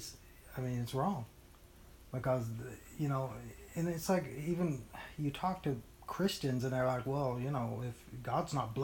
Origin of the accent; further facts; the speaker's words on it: United States; we as the American church